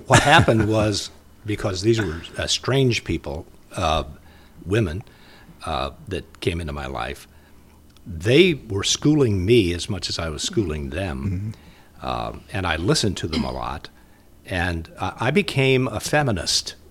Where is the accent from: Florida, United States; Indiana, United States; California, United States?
Indiana, United States; Muncie; moved away; also born or lived in Minnesota; I'm from Indiana